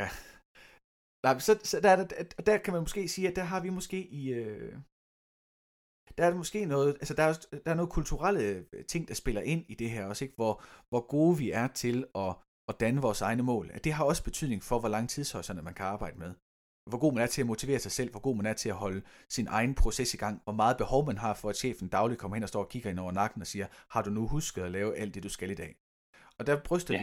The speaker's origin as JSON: {"language": "Danish", "country": "Denmark", "said": "vi som danskere"}